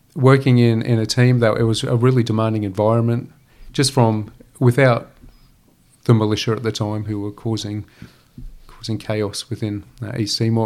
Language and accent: English; Gympie, Queensland, Australia; born or raised there